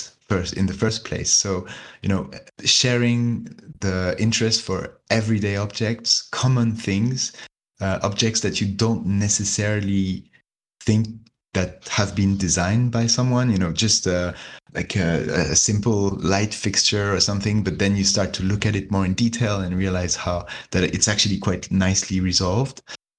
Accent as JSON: {"language": "English", "country": "China", "tie": "born or raised there", "also_born_or_lived": "Hong Kong", "said": "… is from Belgium, … is from Switzerland, and I'm French, but I grew up in China."}